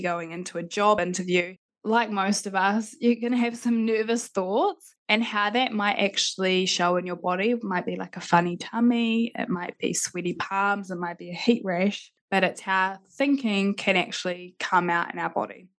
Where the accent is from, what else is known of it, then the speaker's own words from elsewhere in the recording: Christchurch, Canterbury, New Zealand; also born or lived in Adelaide; I'm from Christchurch